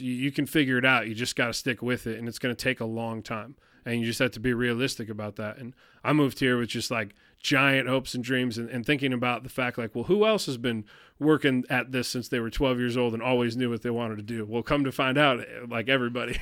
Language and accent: English; Detroit, Michigan, United States; moved away; I grew up in Detroit